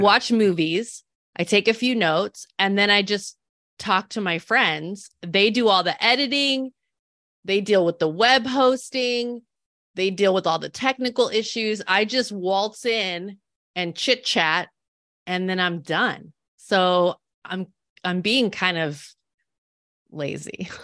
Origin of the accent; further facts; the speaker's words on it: Salinas, California, United States; I grew up in Salinas, California. It's a smaller city. It's on the Central Coast.